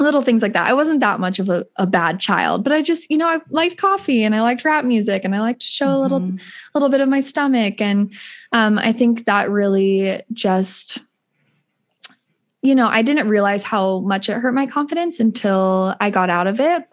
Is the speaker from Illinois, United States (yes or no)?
no; Utah, United States; I grew up in Utah